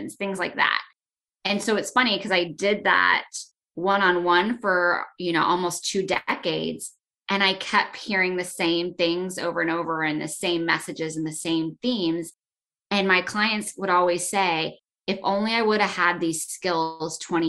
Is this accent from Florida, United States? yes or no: yes; Florida, United States; moved away as an adult; now in North Carolina, United States; I'm from Florida, and for me, that meant being a Florida girl